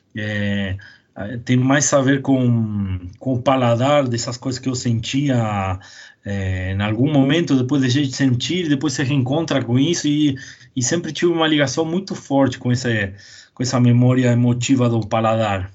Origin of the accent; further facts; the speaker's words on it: Argentina; first language Spanish; Portuguese is a second language; also born or lived in São Paulo, Brazil; now in Brazil; eu nasci em São Paulo mesmo, capital. É, com quatro, quando eu tinha quatro anos eles separaram e aí fui morar na Argentina quase a vida inteira, né? Então eu, eu me criei lá